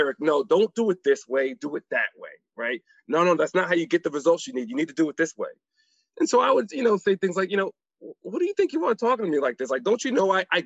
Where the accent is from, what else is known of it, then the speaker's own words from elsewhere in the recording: New Haven, Connecticut, United States; I grew up in New Haven, Connecticut